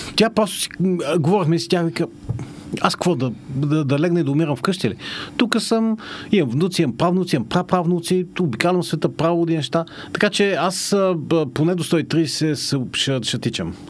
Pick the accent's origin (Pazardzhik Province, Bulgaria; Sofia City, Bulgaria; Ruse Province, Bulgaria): Pazardzhik Province, Bulgaria; Panagyurishte; moved away; аз съм израснал в Панагюрище